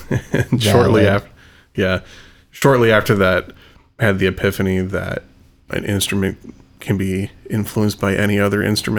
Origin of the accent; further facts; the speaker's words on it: Battle Creek, Michigan, United States; growing up in Battle Creek